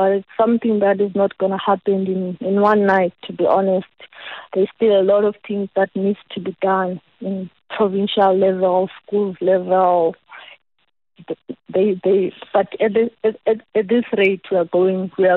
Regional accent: Middledrift, Eastern Cape, South Africa; I'm from Middlebrift. I'm from the Anshaw location.

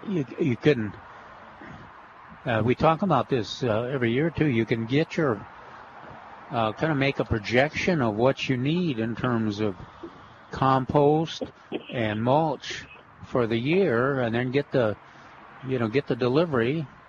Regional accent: Minnesota, United States; Growing up in Minnesota.

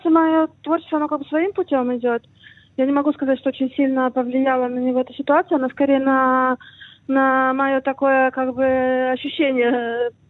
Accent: Ukraine; now in Israel; как бы я из, из Украины и родилась на Израиле, мы живем в Израиле.

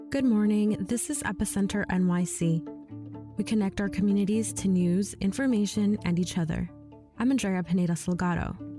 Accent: New York City, New York, United States; my hometown, Corona, Queens

